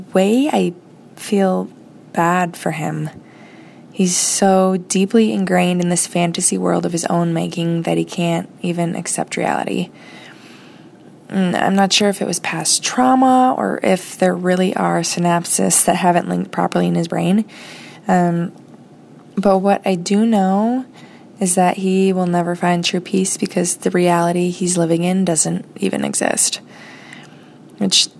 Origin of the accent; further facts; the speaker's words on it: United States; from the United States